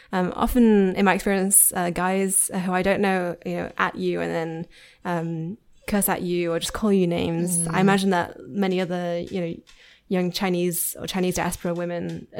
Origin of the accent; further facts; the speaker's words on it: Yorkshire and the Humber, United Kingdom; I am from Yorkshire.